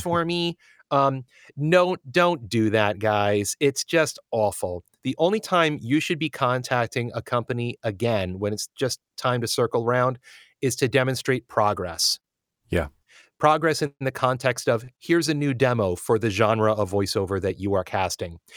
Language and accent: English; United States